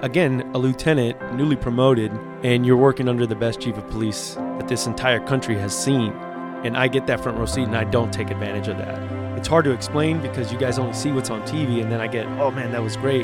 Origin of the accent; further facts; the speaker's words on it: Miami, Florida, United States; we moved to Miami. And, uh, that's where we grew up.